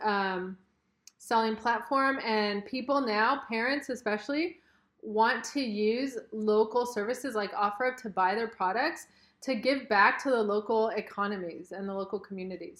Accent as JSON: {"language": "English", "town": "Los Angeles", "region": "California", "country": "United States", "said": "we're from Southern California, Los Angeles area"}